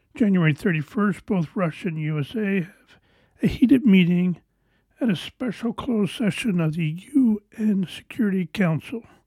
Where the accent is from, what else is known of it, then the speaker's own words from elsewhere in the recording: Canada; I am Canadian.